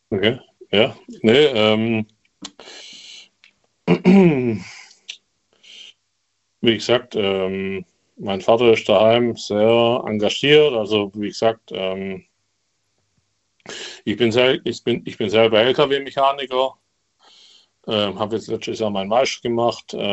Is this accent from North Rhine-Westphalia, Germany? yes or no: no; Remseck, Baden-Württemberg, Germany; Ähm, ich komme aus Remseck. Kennst du Ludwigsburg, Stuttgart?